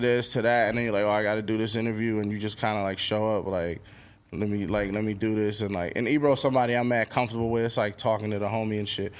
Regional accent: New York City, New York, United States; growing up in Queens

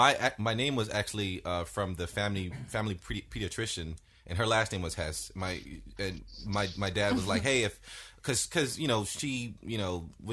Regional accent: Miami, Florida, United States; also born or lived in Haiti; I was born in Haiti. Mm-hmm. And so I moved to Miami in 1985.

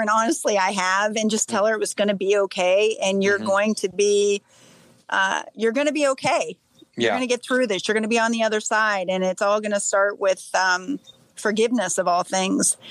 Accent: Salem, Ohio, United States; I'm actually from Salem.

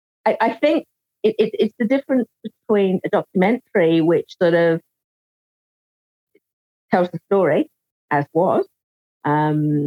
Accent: England, United Kingdom; moved away as an adult; now in New Zealand; So I was born in England. I came out to New Zealand on a family holiday in 1989. I thought, I'll stay for 6 months. Became 6 years, became 16 years, became 26 years.

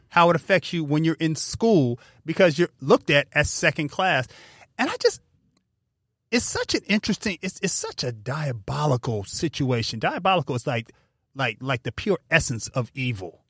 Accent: California, United States; we're from California

